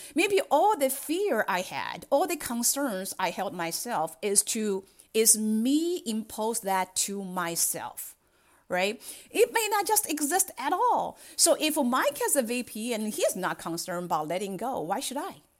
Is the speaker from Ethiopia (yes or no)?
no; China; English is a second language; moved away as an adult; now in United States; I grew up in China and I have spent half of my life there and another half in the United States